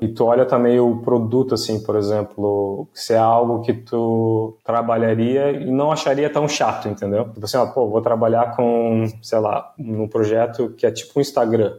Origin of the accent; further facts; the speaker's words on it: Brazil; also born or lived in Liverpool, England; eu sempre deixo que eu sou do Brasil ali no meu LinkedIn